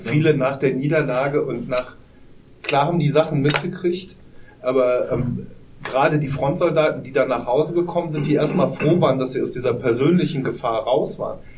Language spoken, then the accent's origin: German; Poland; German is a second language; now in Germany; Ich dachte, ja, ist wie in meiner Heimat in Polen.